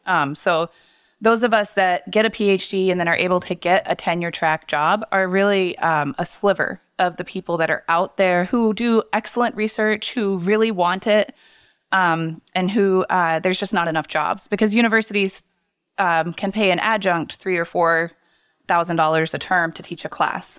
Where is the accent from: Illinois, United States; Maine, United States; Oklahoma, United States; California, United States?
Maine, United States; Portland; moved away as an adult; also born or lived in Massachusetts; I'm from Portland